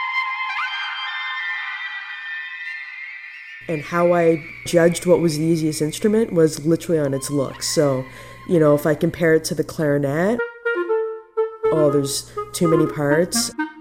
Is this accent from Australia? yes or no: no; Toronto, Ontario, Canada; now in New Brunswick, Canada; I was born and raised in Toronto, grew up in Scarborough.